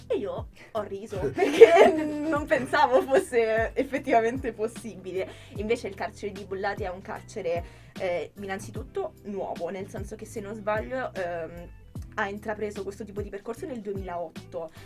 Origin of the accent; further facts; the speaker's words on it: Rome, Lazio, Italy; moved away as an adult; now in Milan, Italy; Io vengo da Roma